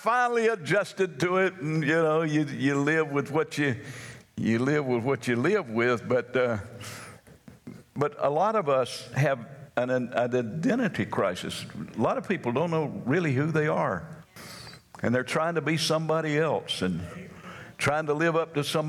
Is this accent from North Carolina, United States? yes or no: yes; North Carolina, United States; I'm from North Carolina